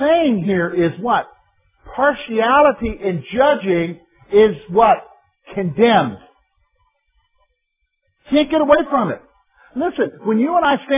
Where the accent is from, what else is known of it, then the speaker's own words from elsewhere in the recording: South Carolina, United States; moved away; I'm not from the North. I'm from South Carolina